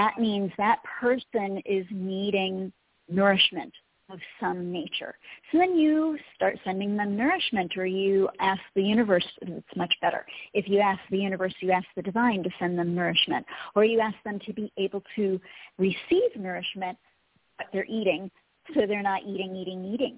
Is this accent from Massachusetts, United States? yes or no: no; Colorado, United States; Colorado, my hometown. My home heart is in Colorado.